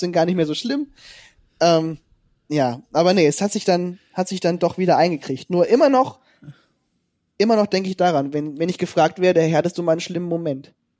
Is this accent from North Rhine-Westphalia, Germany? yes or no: no; near Kassel, Hesse, Germany; moved away as an adult; also born or lived in Detmold; ich komme ja ursprünglich aus Hessen, bei der Nähe von Kassel